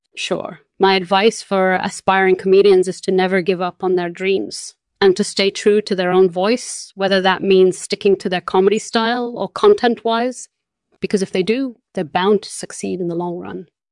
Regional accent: Brazil; born or raised there; moved away as an adult; also born or lived in Spain; now in Netherlands

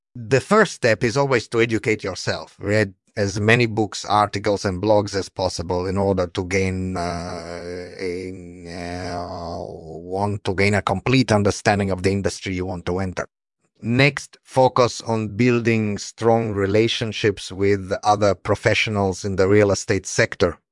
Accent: Italy; I was born in Italy in 1965

